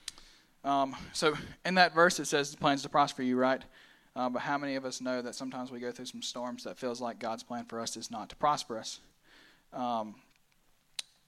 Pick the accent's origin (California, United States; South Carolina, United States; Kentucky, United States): South Carolina, United States; Pelzer; I'm from Pelzer, South Carolina, just a little small town